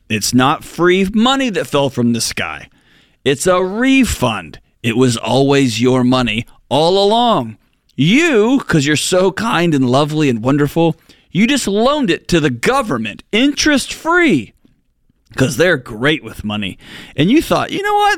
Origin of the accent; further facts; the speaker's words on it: Texas, United States; moved away as an adult; I grew up, I was born and raised in Texas. I spent 40 years there.